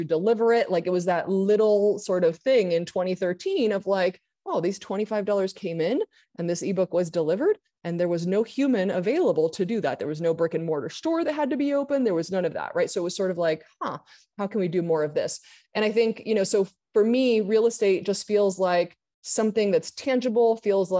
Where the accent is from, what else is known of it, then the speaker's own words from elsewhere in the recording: Argentina; moved away as an adult; also born or lived in Santa Monica; now in United States; I grew up in Argentina, came back to the US at 21